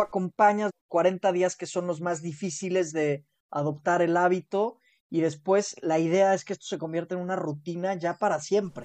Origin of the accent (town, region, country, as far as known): Mexico